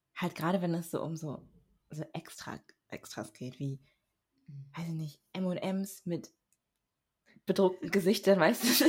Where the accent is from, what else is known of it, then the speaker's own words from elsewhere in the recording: Germany; also born or lived in Berlin; ich bin Deutsche.